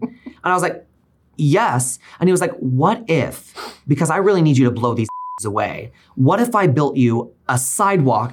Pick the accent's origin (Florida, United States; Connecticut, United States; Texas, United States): Texas, United States; Northeast rural; moved away as an adult; also born or lived in Oklahoma; now in New York City, United States; I grew up in Northeast rural Texas, and then I went to school in Oklahoma.